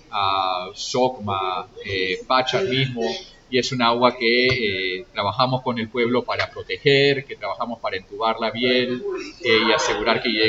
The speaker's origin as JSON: {"language": "Spanish", "region": "Lima", "country": "Peru", "said": "No, yo soy de Lima, pero internacional, viviendo en diferentes partes."}